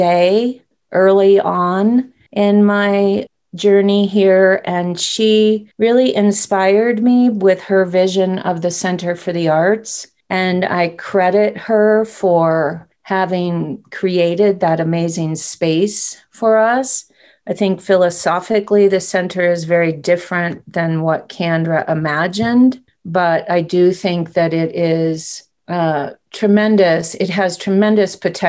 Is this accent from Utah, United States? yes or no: no; Camanche, Iowa, United States; moved away as an adult; also born or lived in West Coast of the United States / Florida; now in Jackson, United States; I grew up in Iowa, in a very small river town right on the Mississippi River, a little town called Comanche, Iowa